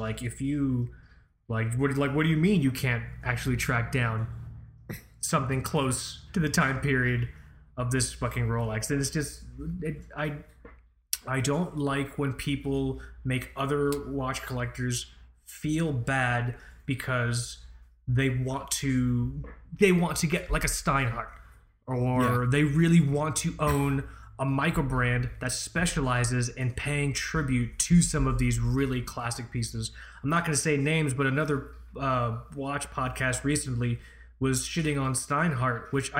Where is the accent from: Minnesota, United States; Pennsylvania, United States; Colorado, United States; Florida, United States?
Florida, United States; born there; The thing is, I was born in Florida.